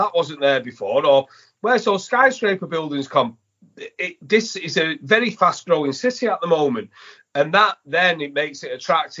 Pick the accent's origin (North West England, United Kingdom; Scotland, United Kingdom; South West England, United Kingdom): North West England, United Kingdom; Manchester; And I'm from Manchester.